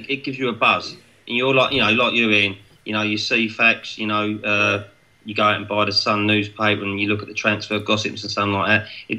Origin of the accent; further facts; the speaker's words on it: London, United Kingdom; moved away; also born or lived in Essex; I was born in Tottenham. We was living with my nan at the time.